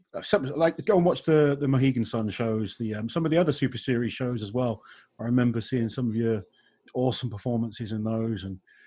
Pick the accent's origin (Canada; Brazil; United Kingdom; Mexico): United Kingdom; I'm obviously British